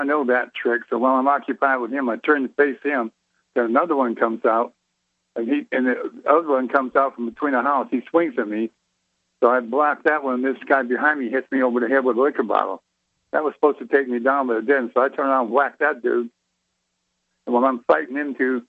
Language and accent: English; Detroit, Michigan, United States; moved away; also born or lived in Jacksonville, Florida; Even though I'm in the South, I'm from Detroit, old Detroit boy